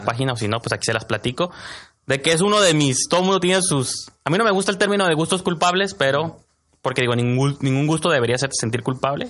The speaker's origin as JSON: {"language": "Spanish", "country": "Mexico", "said": "lo que somos los mexicanos"}